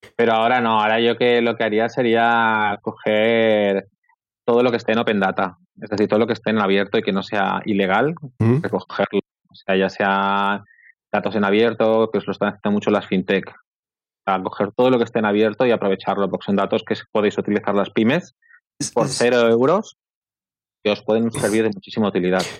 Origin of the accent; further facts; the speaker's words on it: Barcelona, Catalonia, Spain; Yo soy de Barcelona